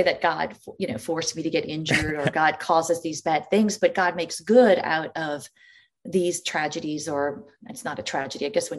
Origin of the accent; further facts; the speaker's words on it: Louisiana, United States; Sure. I was born and raised in this beautiful city.